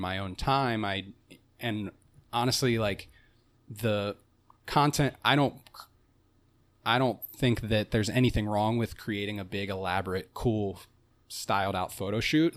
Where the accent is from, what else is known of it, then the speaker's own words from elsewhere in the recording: Cincinnati, Ohio, United States; I'm from Cincinnati and I grew up in a you know very suburban midwestern neighborhood